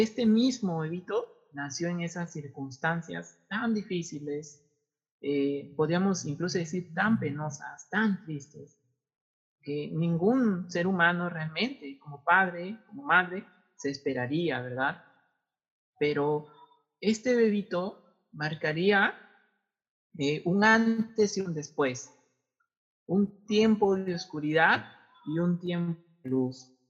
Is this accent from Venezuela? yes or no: no; Tumbes, Peru; moved away; vengo de Tumbes, tendría que irme a Tumbes